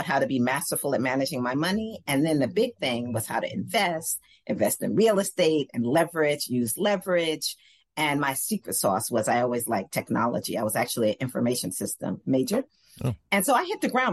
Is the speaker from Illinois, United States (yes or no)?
no; New York City, New York, United States; also born or lived in New Jersey; I grew up in New York